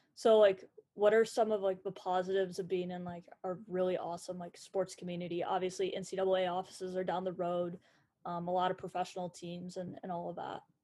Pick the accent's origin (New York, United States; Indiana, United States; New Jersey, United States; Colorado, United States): Indiana, United States; Indianapolis; I grew up in Indianapolis area